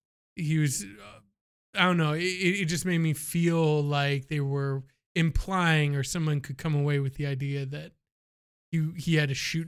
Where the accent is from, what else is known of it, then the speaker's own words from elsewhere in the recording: Miami, Florida, United States; I'm from Miami.